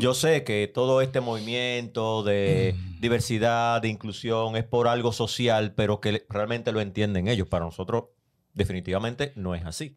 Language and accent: Spanish; Dominican Republic